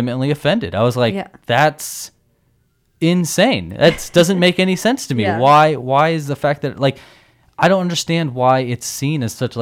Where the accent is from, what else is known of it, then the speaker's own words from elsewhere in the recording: California, United States; I'm just from California